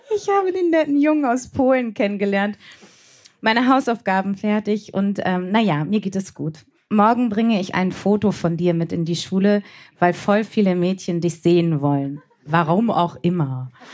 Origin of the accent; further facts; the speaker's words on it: Bremen, Germany; ich komme aus Bremen